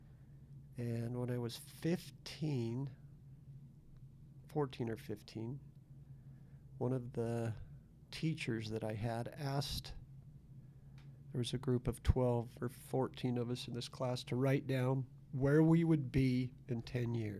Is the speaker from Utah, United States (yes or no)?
yes; Salt Lake City, Utah, United States; moved away as an adult; now in Nicaragua; Born in Salt Lake City. Lived in the area for 45 years. Went to school, Mountain View Elementary